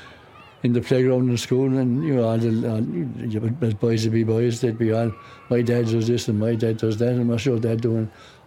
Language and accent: English; Fermoy, Munster, Ireland; I was born and bred in Fermoy, County Cork.